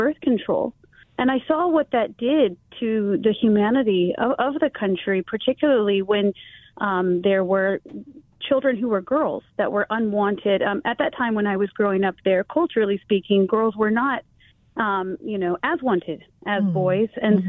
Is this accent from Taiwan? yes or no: yes; Taiwan; So where I grew up in Taiwan, I'll just give you an example.